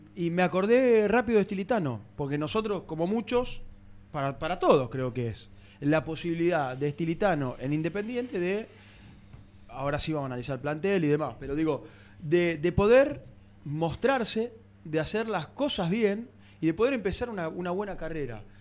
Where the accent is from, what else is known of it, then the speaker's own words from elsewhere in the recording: Argentina; como argentinos